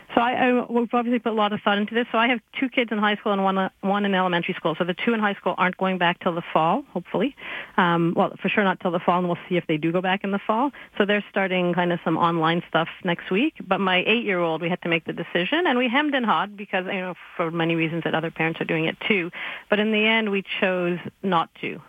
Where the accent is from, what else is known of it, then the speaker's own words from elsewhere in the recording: Quebec, Canada; I'm from Quebec